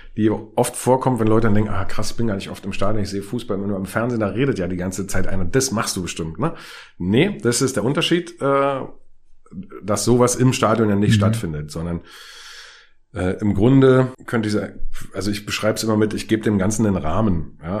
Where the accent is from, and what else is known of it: Berlin, Germany; born or raised there